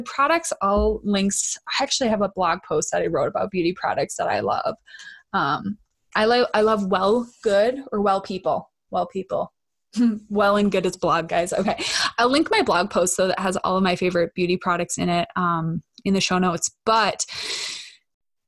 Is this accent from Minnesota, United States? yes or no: yes; Minnesota, United States; accent: Minnesotan; I'm so Minnesotan